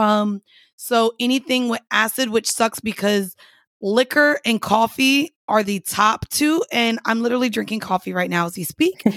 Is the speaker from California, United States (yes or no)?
no; Orlando, Florida, United States; moved away; I grew up in Orlando.